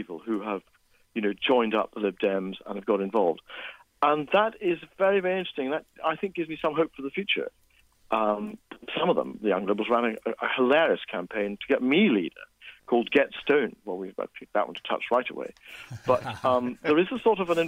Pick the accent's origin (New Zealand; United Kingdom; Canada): United Kingdom; Scotland; as a Scot